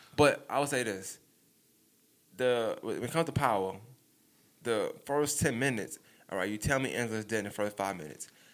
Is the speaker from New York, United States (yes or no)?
yes; New York, United States; I'm from New York